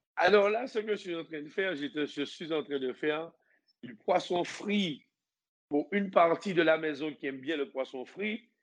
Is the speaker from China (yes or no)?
no; Martinique; moved away; also born or lived in French Guiana / Guadeloupe; je suis martiniquais